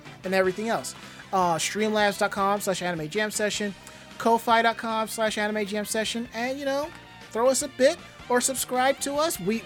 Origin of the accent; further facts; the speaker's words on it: New York City, New York, United States; I'm a New Yorker